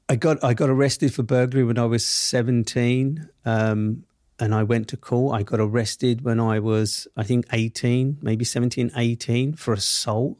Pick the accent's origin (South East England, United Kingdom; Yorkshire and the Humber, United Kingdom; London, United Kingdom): London, United Kingdom; accent: Southeast London; I grew up in Southeast London, Camberwell to be precise